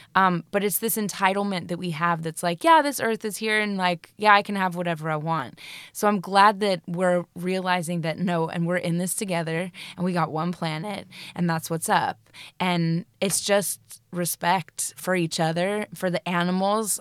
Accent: Colorado, United States; moved away as an adult; now in United Kingdom; I'm from Colorado, and my mother is a hippie, and, you know, we took bucket showers when we were growing up.

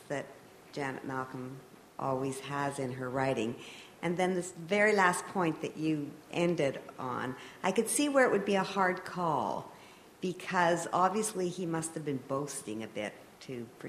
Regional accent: Toronto, Ontario, Canada; I'm from Toronto, and we come here every year

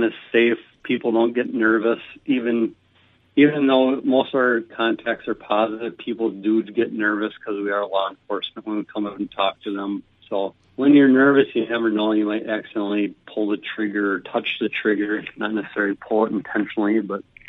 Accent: between Faribault and Mankato, southern Minnesota, United States; also born or lived in Bemidji, Minnesota; I am from southern Minnesota originally, down by between Faribault and Mankato area

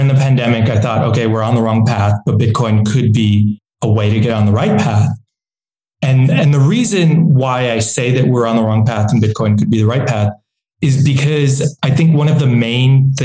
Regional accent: New York, United States; now in El Salvador; I'm from New York originally

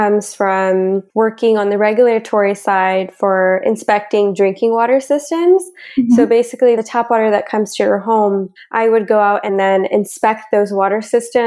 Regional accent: Bakersfield, California, United States; moved away as an adult; also born or lived in Long Beach, California; now in Vancouver, Canada; I grew up in Bakersfield, California with my parents and three younger sisters

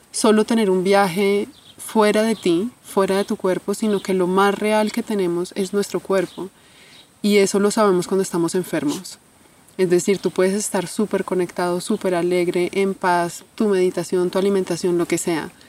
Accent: Bogotá, Colombia; born there; Yo nací en Colombia ya hace 35 años. Nací en Colombia.

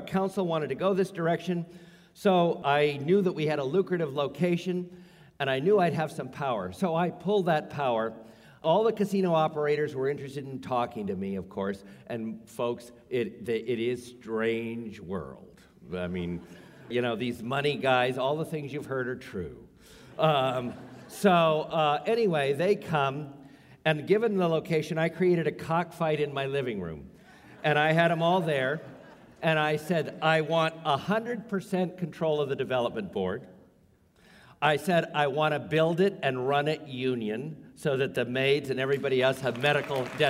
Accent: Santa Rosa, California, United States; also born or lived in Los Angeles; I was Native Son in Santa Rosa

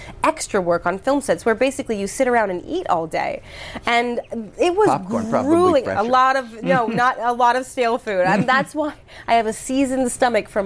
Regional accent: Canada; moved away as an adult; also born or lived in Hawaii; I'm from Canada.

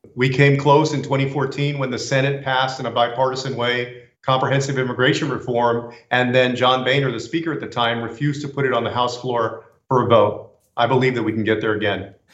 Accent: San Antonio, Texas, United States; my hometown of San Antonio

